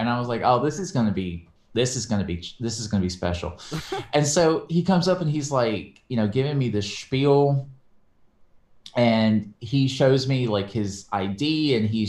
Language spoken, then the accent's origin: English; the South, United States; We're both from the South.